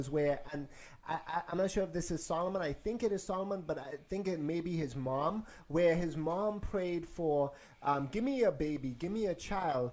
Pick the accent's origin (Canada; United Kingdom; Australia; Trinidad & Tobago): Trinidad & Tobago; now in Atlanta, United States; Let's go back to my hometown. Yeah. I got brothers and sisters, spiritual hustlers in Trinidad